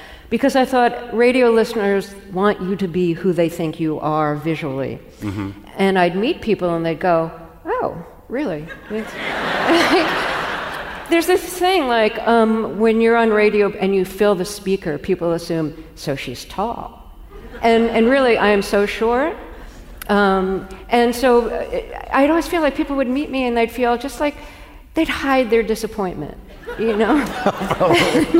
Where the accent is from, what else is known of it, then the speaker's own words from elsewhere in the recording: New York City, New York, United States; moved away; When I was growing up in Brooklyn